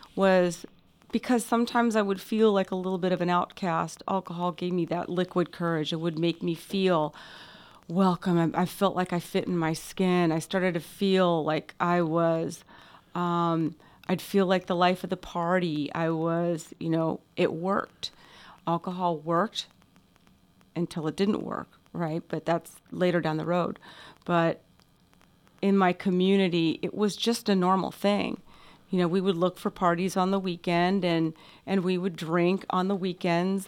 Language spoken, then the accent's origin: English; Coronado, California, United States; also born or lived in Orange County, California; we grew up in Coronado